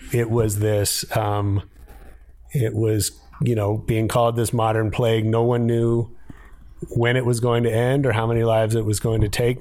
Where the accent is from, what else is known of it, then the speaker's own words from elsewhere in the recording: San Francisco, California, United States; also born or lived in Ohio; I grew up in San Francisco. Um, right. I was actually born in Ohio, but I, I tell people I'm from San Francisco because I got there when I was four